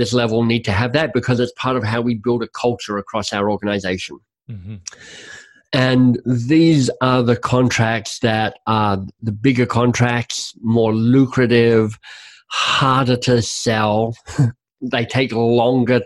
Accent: Canada; as a Canadian

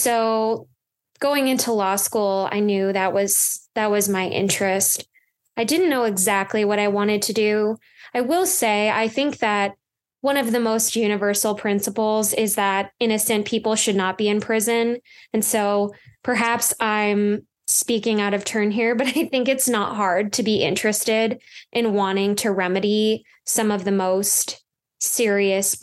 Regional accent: Minnesota, United States

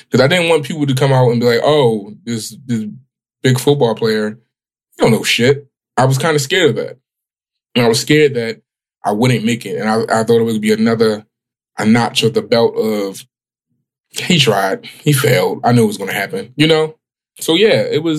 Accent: Baltimore, Maryland, United States; Growing up on West Baltimore

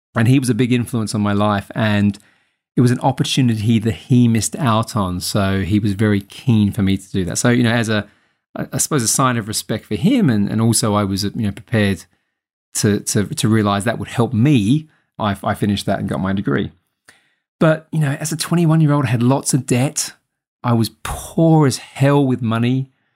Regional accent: Adelaide, South Australia, Australia; moved away as an adult; also born or lived in Sydney; Adelaide, my hometown

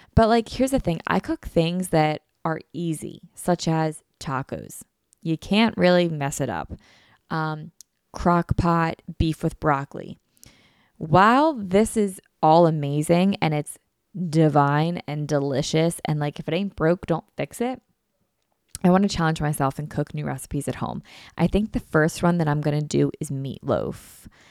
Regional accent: Philadelphia, Pennsylvania, United States; I'm from Philly

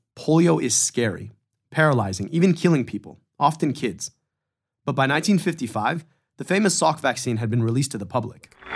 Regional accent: Michigan, United States; My home state, Michigan

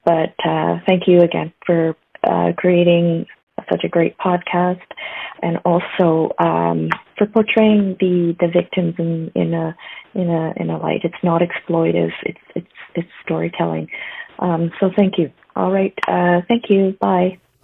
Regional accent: Okanagan, British Columbia, Canada; also born or lived in Lower Mainland, British Columbia; now in Northern Ontario, Canada; I'm originally from the Lower Mainland, grew up in the Okanagan, and now live in Northern Ontario.

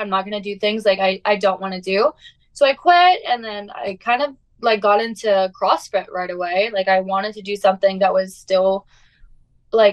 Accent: Prior Lake, Minnesota, United States; I'm from Minnesota. I'm from a small town called Prior Lake. It's about 20 minutes south of Minneapolis

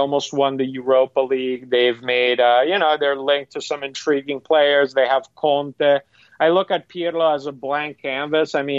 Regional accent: Padua, Veneto, Italy; my hometown team in Padova

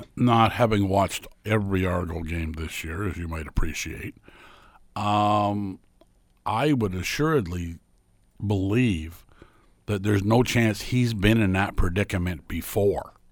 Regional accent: Lynden, Ontario, Canada; my hometown of Linden

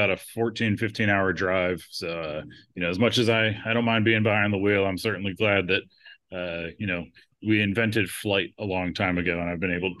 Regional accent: State College, Pennsylvania, United States; moved away as an adult; now in Minnesota, United States; I grew up in State College, so my parents still live there. So I'll travel from Minnesota to State College for 2 weeks at a time

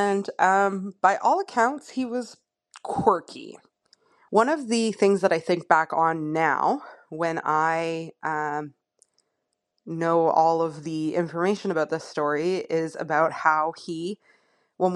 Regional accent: Moncton, New Brunswick, Canada; I'm from Moncton, New Brunswick.

